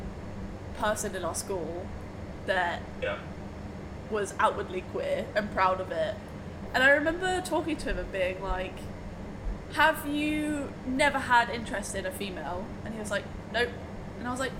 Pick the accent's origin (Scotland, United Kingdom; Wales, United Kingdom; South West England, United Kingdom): South West England, United Kingdom; Bude; When I was at school, I come from Bude, so it is another like small Cornish town